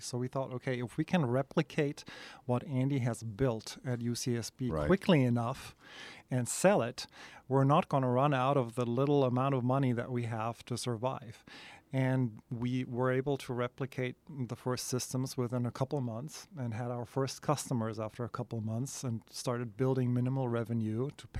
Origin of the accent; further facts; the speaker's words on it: Germany; moved away as an adult; now in United States; So I came over from Germany with our third co-founder, Matthias, in 2002.